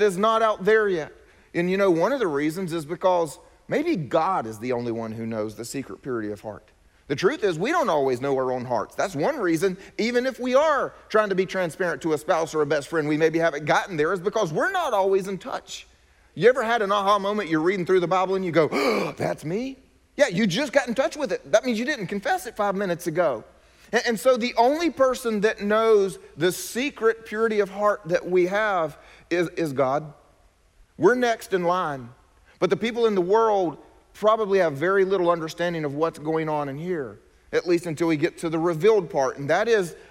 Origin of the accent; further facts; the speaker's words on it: South Carolina, United States; I was from South Carolina